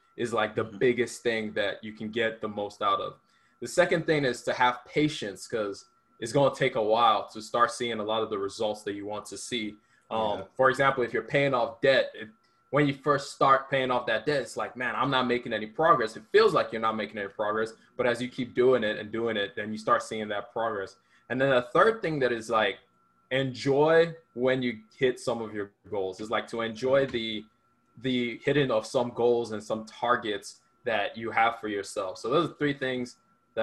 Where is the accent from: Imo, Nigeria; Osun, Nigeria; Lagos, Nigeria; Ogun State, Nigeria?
Ogun State, Nigeria; Sagamu; now in Georgia, United States; I was born in Nigeria. I moved here in 2006